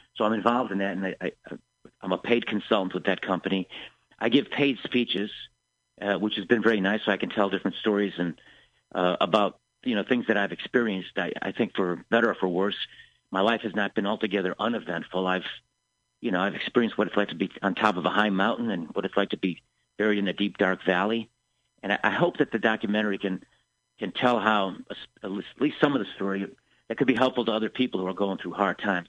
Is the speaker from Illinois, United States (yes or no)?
yes; Chicago, Illinois, United States; I come from Chicago